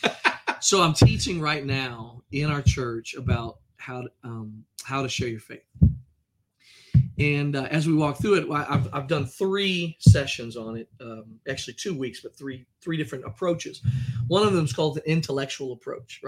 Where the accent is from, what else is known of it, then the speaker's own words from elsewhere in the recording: United States; I'm American